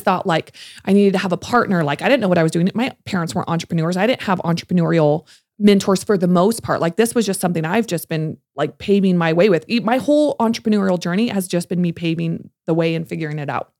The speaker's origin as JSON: {"language": "English", "region": "California", "country": "United States", "moved": "as an adult", "lives_now": "Salt Lake City, United States", "said": "I'm from California, I moved here in 2015"}